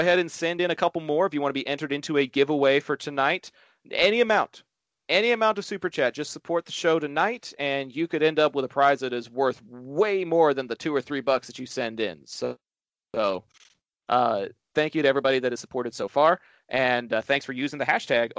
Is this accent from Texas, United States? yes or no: yes; Arlington, Texas, United States; my hometown of Arlington, Texas